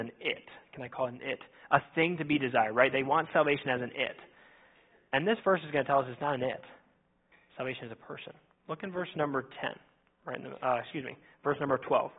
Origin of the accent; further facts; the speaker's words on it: Minnesota, United States; now in Indiana, United States; I grew up in Minnesota.